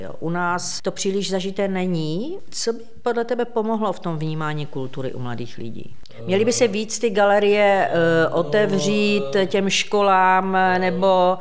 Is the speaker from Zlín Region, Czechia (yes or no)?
no; Ostrava, Moravian-Silesian Region, Czechia; já jsem z Ostravy